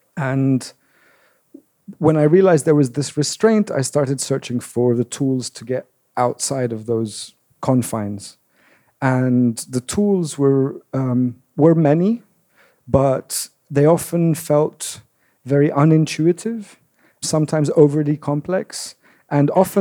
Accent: London, United Kingdom; also born or lived in Damascus, Syria; I was born in Damascus. We moved to London when I was 9.

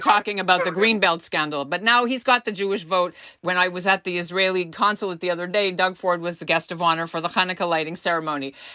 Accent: Montreal, Quebec, Canada; moved away; my hometown

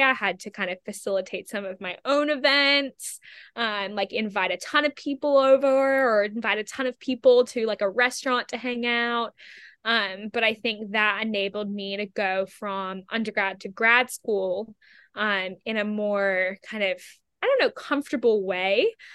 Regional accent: Australia; also born or lived in England / United States; now in New York City, United States; I'm originally from Australia, so I've kind of been bebopping around for a couple years

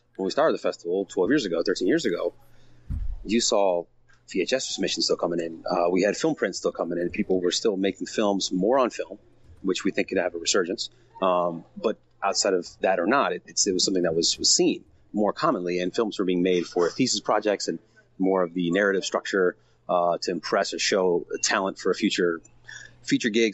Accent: Miami, Florida, United States; moved away as an adult; now in Los Angeles, United States; We went to high school together. We were childhood friends from Miami, Florida. Um, I moved here in 2000 from Miami.

